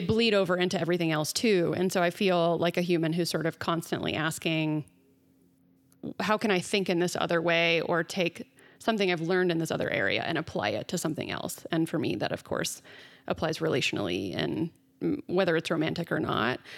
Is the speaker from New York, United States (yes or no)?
no; Dallas, Texas, United States; I grew up in Dallas in the South in the Bible Belt